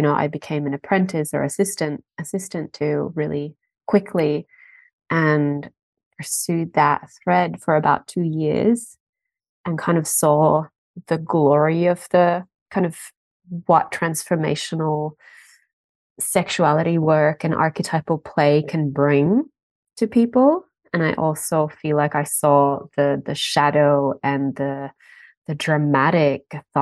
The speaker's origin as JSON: {"language": "English", "country": "Finland", "also_born_or_lived": "Berlin", "moved": "yes", "lives_now": "Australia", "said": "I'm from Finland"}